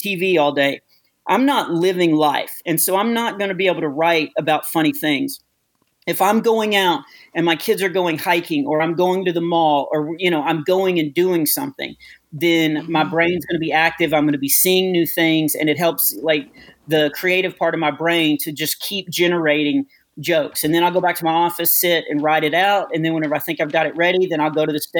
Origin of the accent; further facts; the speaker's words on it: United States; I am from the States